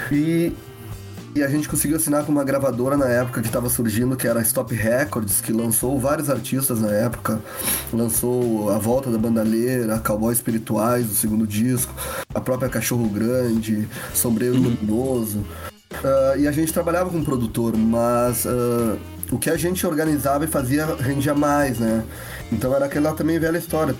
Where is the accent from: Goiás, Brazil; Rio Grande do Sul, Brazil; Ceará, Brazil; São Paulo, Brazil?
Rio Grande do Sul, Brazil; Lagoa Vermelha; moved away as an adult; now in Porto Alegre, Brazil; vim da cidade de Lagoa Vermelha, interior do Rio Grande do Sul, morar em Porto Alegre em 2000